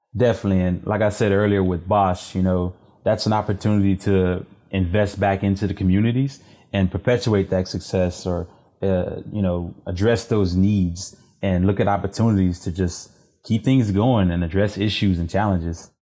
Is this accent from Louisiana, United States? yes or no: yes; Cheneyville, Louisiana, United States; moved away as an adult; also born or lived in Washington, D.C.; now in Houston, United States; I'm originally from Louisiana, uh, rural Louisiana, a small town called Cheneyville